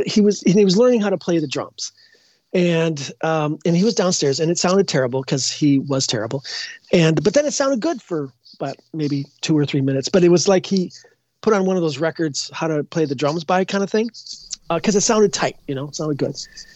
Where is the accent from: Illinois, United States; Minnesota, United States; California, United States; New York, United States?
Minnesota, United States; Edina; I'm not sure if I've actually grown up yet, but I grew in Edina.